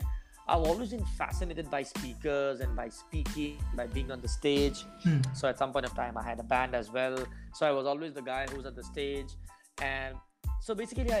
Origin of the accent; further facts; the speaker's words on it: India; I'm from India.